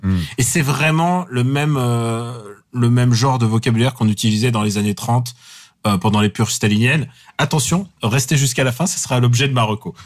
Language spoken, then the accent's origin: French; Russia; now in France; je parle à mon fils en russe